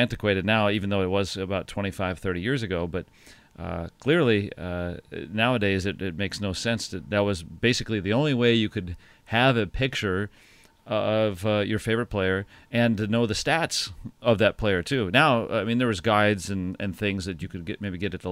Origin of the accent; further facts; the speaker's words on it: Detroit, Michigan, United States; now in Pittsburgh, United States; when I was a kid, I grew up in Detroit